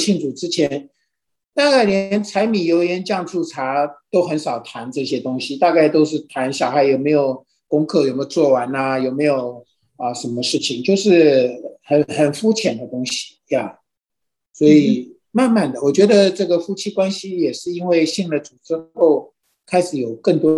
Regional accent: China; 其实很多时候我们中国人也都是说，就家丑不可外扬嘛

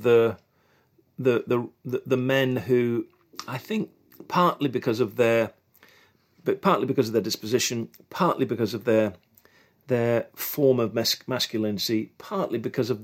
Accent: England, United Kingdom; moved away as an adult; now in United States; being English

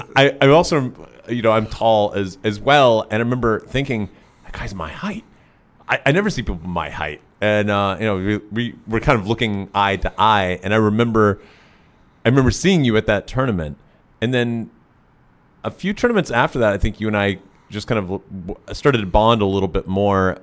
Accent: Tennessee, United States; I grew up in Tennessee.

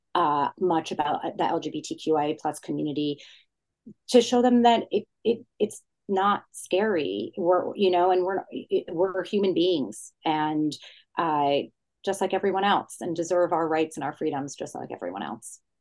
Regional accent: New Jersey, United States; I'm from New Jersey. So it was very much an ode to my childhood growing up in the suburbs of New York City, growing up in an Italian Jewish family in Jersey

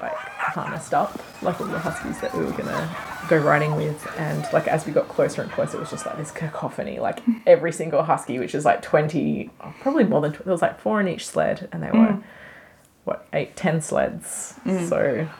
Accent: Melbourne, Victoria, Australia; And we are from Melbourne, Australia.

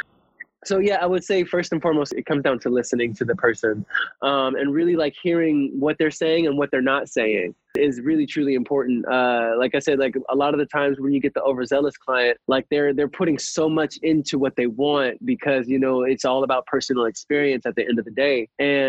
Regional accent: Atlanta, Georgia, United States; also born or lived in Ohio; growing up in Atlanta, I'm originally from Ohio, but like we moved here in 2001

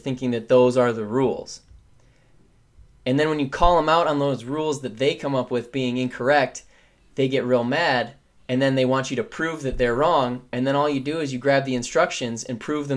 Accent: United States; I'm an American. Okay. I'm a red-blooded American

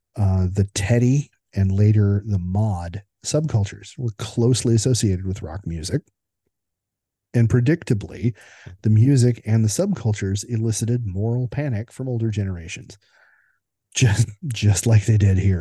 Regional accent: United States; as an American observer

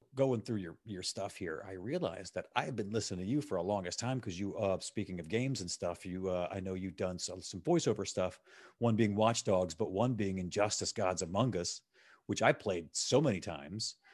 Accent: Gulf Coast, United States; now in Chicago, United States; I'm from the Gulf Coast

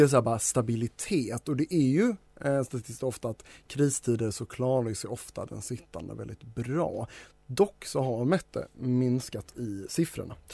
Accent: Denmark; now in Sweden; när jag säger vi så menar jag mitt hemland ish, eh, Danmark.

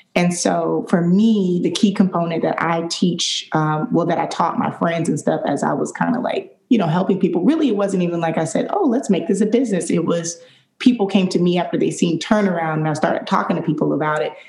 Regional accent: Detroit, Michigan, United States; now in Jacksonville, United States; I grew up in Detroit, Michigan

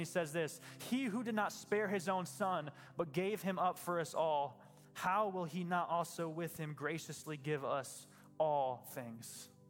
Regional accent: Michigan, United States; I'm a Christian because my family's Christian and I grew up in West Michigan.

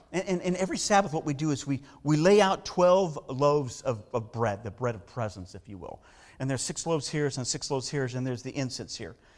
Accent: Southern California, United States; I grew up in Southern California

